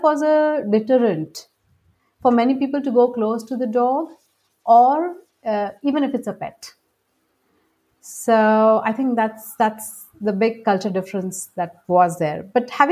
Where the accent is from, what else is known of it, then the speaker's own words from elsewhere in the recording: Mumbai, Maharashtra, India; moved away; also born or lived in Austin, Texas; back in Bombay, where I was brought up